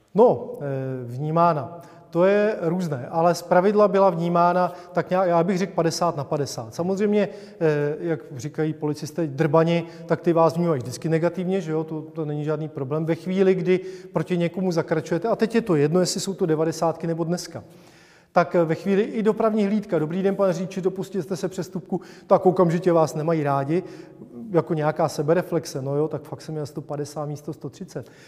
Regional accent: Czechia; protože jsme Češi

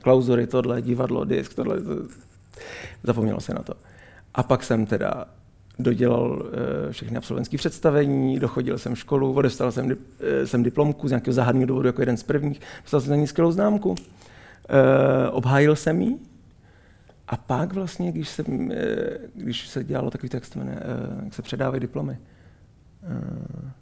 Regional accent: Israel; moved away; z města, kde jsem, kde jsem vyrůstal v Izraeli.

